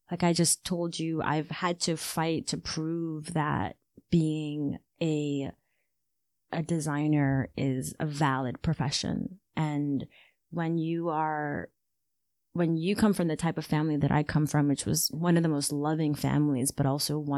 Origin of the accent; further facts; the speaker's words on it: Ghana; being Ghanaian is to me it is my it's the the number one way that I identify myself. Like I see myself as Ghanaian and I see myself as African before anything else.